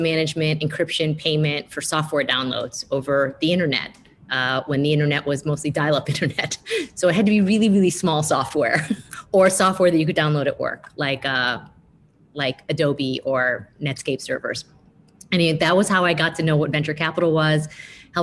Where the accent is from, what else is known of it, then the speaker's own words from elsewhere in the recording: small town outside of Buffalo, New York, United States; also born or lived in Jakarta, Indonesia / Michigan; growing up in a small town outside of Buffalo, New York